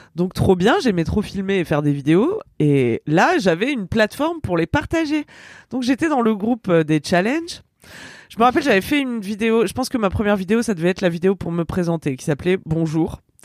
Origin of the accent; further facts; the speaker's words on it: Ardèche, Auvergne-Rhône-Alpes, France; j'étais restée toute seule dans mon bled en Ardèche